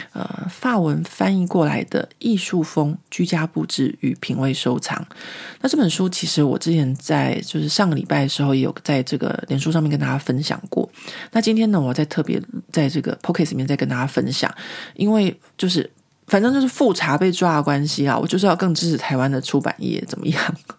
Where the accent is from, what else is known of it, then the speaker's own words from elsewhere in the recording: Taiwan; moved away as an adult; now in Paris, France; 我们从小在国立编译馆的教育下面长大